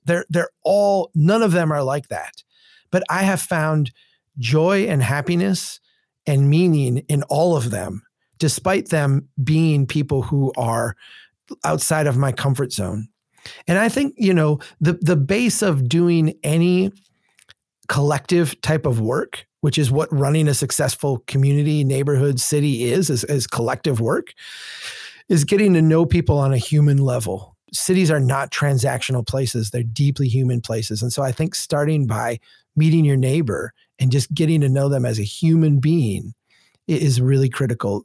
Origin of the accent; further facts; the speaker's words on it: Minnesota, United States; I'm from Minnesota